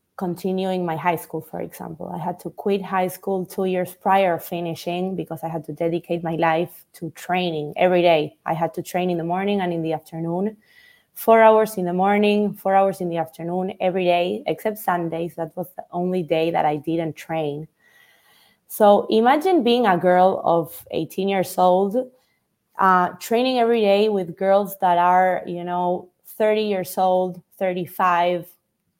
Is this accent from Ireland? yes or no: no; Buenos Aires, Argentina; I was born in Buenos Aires in Argentina.